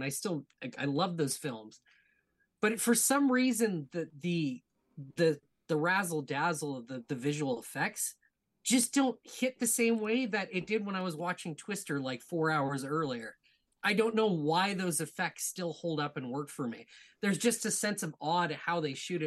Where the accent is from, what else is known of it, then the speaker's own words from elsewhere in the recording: Edmonton, Alberta, Canada; now in Ontario, Canada; I was born and raised in Edmonton, Alberta.